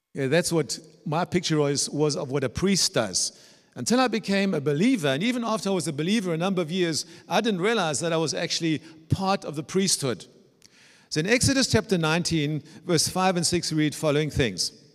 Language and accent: English; South Africa; moved away as an adult; also born or lived in Germany; now in Dresden, Germany; I was brought up in South Africa